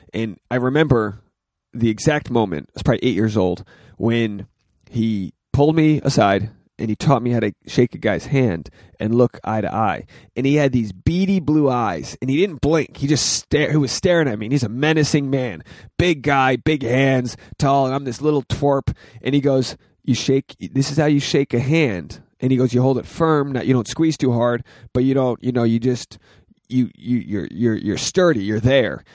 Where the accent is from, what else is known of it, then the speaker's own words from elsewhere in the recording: Rhode Island, United States; now in Los Angeles, United States; I'm from Rhode Island. This is my hometown